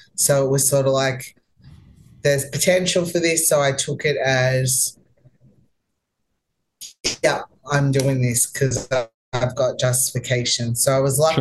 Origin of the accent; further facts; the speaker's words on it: Melbourne, Victoria, Australia; moved away as an adult; now in United States; I'm from Melbourne